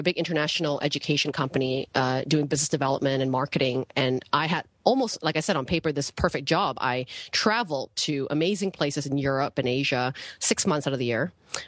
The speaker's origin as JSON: {"language": "English", "country": "Canada", "tie": "born or raised there", "also_born_or_lived": "Penang, Malaysia", "moved": "as an adult", "lives_now": "Ubud, Indonesia", "said": "I grew up, I was born in Malaysia. I grew up in an island called Penang. And I moved to Canada when I was about 8 years old in the city"}